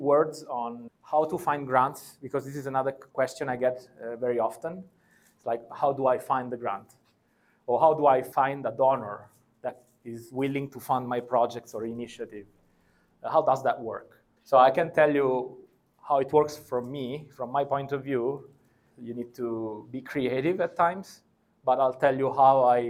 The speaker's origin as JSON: {"language": "English", "country": "Italy", "said": "I come from Italy."}